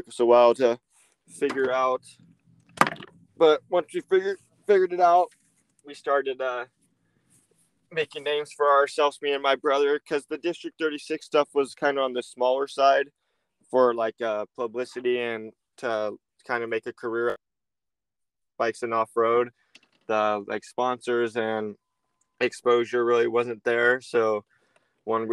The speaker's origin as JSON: {"language": "English", "town": "Hollister", "region": "California", "country": "United States", "tie": "born or raised there", "said": "I'm from Hollister, California, born and raised"}